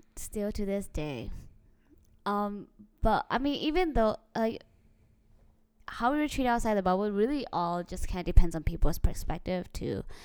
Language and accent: English; United States; we grew up in America